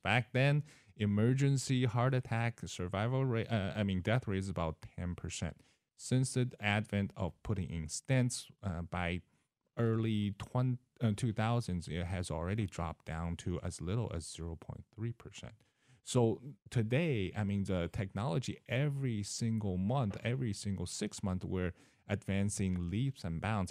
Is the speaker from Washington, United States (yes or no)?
yes; Seattle, Washington, United States; moved away as an adult; also born or lived in California / Mississippi / Florida; now in Decatur, United States; I started, uh, in Seattle, Washington. That's where my parents are